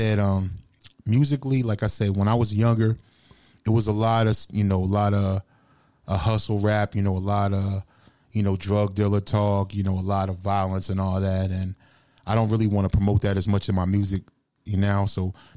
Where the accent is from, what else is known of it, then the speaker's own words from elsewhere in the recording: Fayetteville, North Carolina, United States; moved away; I didn't necessarily rap like I was from Fayetteville